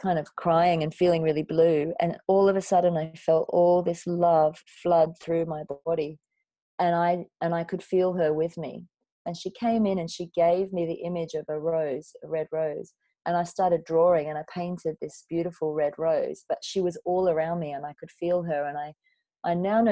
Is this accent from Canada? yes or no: no; Coffs Harbour, New South Wales, Australia; moved away as an adult; also born or lived in London; I grew up in a beautiful town called Coffs Harbour on the east coast of Australia.